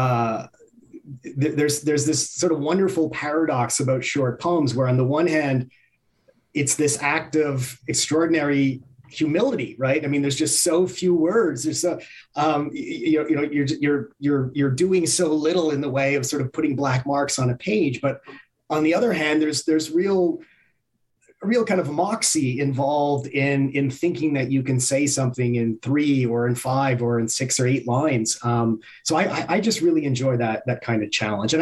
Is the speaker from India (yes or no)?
no; Montreal, Quebec, Canada; I grew up in Montreal.